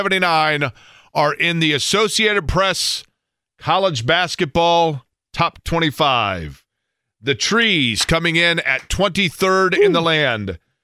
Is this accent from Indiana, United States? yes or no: yes; Indianapolis, Indiana, United States; Having grown up on the north side of Indianapolis and attending Indiana